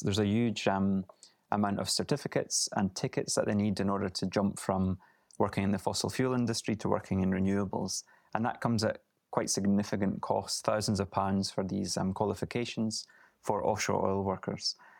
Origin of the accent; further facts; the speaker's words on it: Aberdeenshire, Scotland, United Kingdom; I grew up in Aberdeenshire